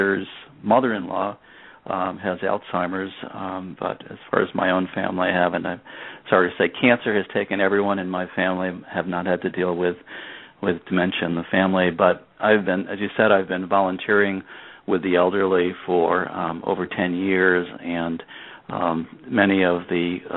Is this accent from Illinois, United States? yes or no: no; Rhode Island, United States; moved away as an adult; now in Minnesota, United States; I grew up in Rhode Island and never lived near family after college